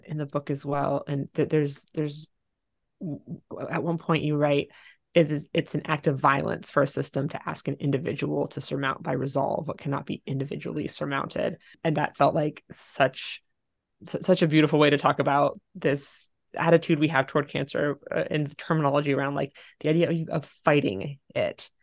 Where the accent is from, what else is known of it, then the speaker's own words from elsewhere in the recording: Ohio, United States; I grew up in Ohio